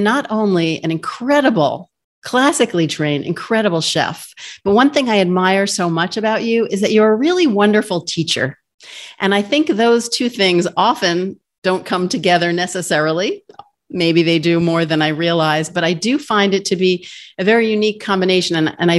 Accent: New York, United States; I'm from New York

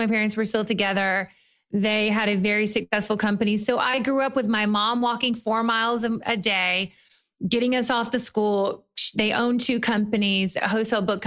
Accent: Murray, Kentucky, United States; moved away as an adult; also born or lived in New York / Europe; now in Los Angeles, United States; I'm from Murray, Kentucky

